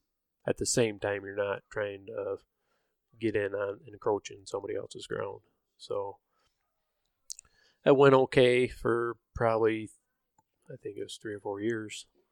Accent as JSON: {"language": "English", "region": "Michigan", "country": "United States", "said": "We're all from Michigan."}